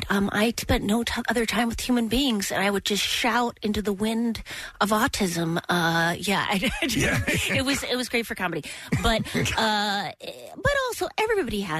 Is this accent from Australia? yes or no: no; Midwest, United States; I'm from the Midwest